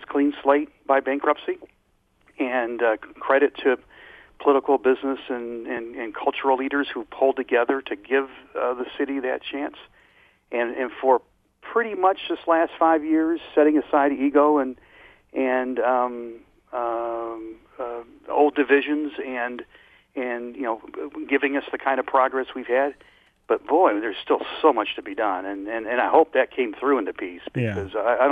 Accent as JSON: {"language": "English", "town": "Detroit", "region": "Michigan", "country": "United States", "tie": "born or raised there", "said": "I grew up in Detroit, in a part of Detroit that I'm not sure we wanted to be back that way."}